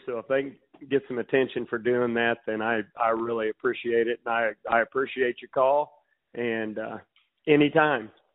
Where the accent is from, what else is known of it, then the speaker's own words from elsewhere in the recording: Macon, Missouri, United States; I grew up in Macon, Missouri